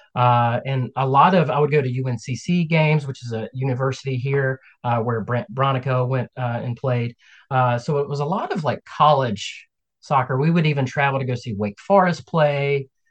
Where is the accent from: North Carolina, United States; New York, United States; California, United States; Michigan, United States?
North Carolina, United States; Kannapolis; also born or lived in Albemarle, North Carolina; I was born right outside of Charlotte, uh, a, a, town called Kannapolis. Um, and grew up there.